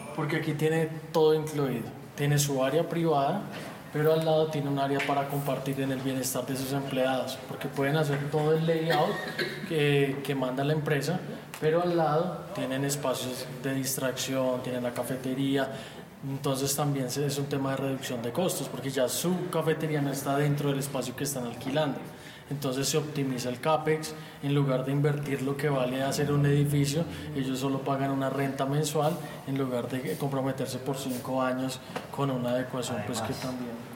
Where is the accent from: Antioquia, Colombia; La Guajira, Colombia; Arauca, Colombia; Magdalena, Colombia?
Antioquia, Colombia; Medellín; also born or lived in Bogotá; Yo soy de Bogotá, criado en Medellín